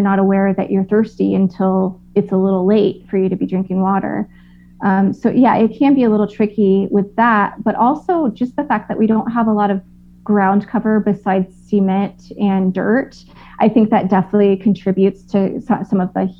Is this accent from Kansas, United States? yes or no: yes; Kansas, United States; now in New Mexico, United States; I grew up in Kansas where it's not quite as humid as Florida, but I definitely grew up in a humid environment.